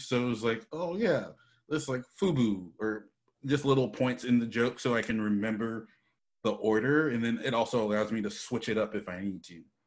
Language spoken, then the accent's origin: English; Charlotte, North Carolina, United States; moved away as an adult; also born or lived in New York City, New York; now in Los Angeles, United States; Then we moved to Charlotte, North Carolina, and that's where I finished growing up.